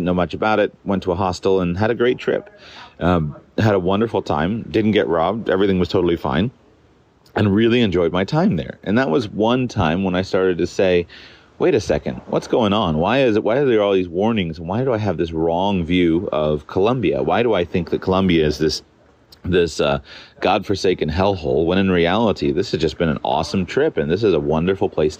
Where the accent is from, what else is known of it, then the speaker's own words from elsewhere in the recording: United States; moved away; my home country, the United States